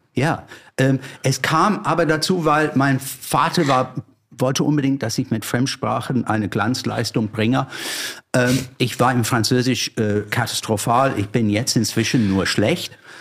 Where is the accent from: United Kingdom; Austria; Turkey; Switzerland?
United Kingdom; London; German is a second language; moved away as an adult; now in Germany; ich stamme aus einer langweil grüner, aber langweiliger Vorort von London. Auf der falschen Seite, der Südostseite.